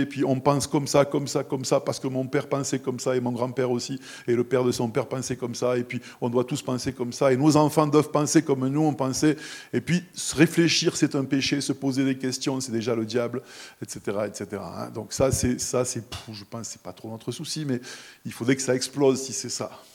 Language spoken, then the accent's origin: French; near the Camargue, Provence-Alpes-Côte d'Azur, France; moved away; je suis né, j'ai grandi à quelques kilomètres de la Camargue